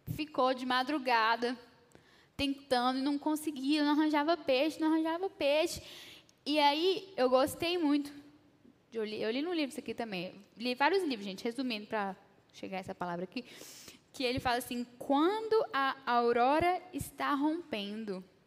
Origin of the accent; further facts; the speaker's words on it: Brasília, Federal District, Brazil; eu sou brasiliense